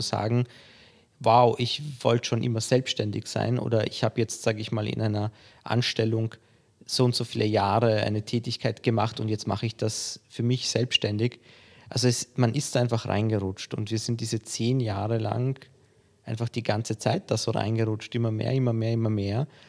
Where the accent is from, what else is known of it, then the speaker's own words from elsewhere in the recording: Vienna, Austria; also born or lived in Poland; Ich bin in Polen geboren, bin mit vier Jahren, vier, fünf Jahren nach Wien gezogen und habe hier die Schule besucht